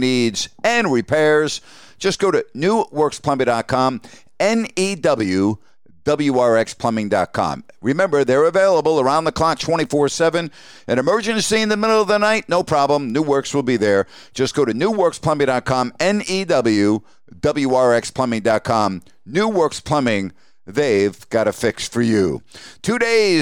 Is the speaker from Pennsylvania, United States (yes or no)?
no; Long Island, New York, United States; growing up on Long Island